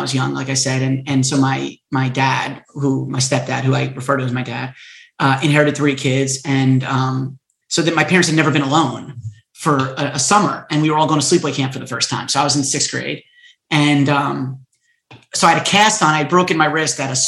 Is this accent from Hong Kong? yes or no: no; Stony Brook, New York, United States; also born or lived in Queens, New York; I was born in Queens, and my mother got divorced and remarried when I was very young, and so we moved out to Long Island